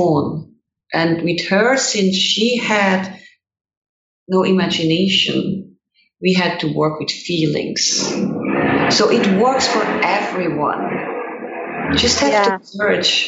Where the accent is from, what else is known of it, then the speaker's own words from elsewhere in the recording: Switzerland; English is a second language; moved away as an adult; now in United States; growing up in Switzerland